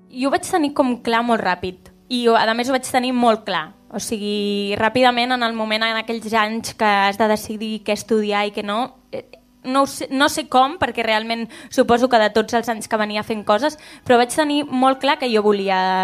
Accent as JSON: {"language": "Catalan", "town": "Constantí", "region": "Catalonia", "country": "Spain", "said": "Soc de Consentí"}